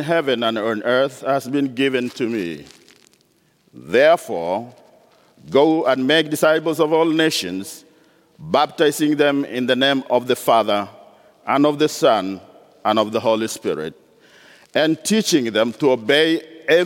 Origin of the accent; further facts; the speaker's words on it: northwest Kenya, Kenya; I was born and raised up in Kenya, born into a non-Christian polygamous family in northwest region of Kenya.